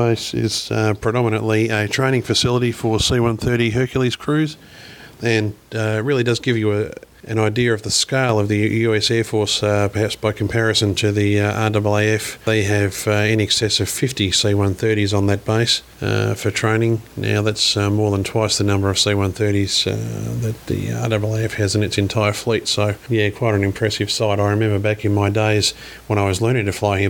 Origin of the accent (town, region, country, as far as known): Australia; accent: Australian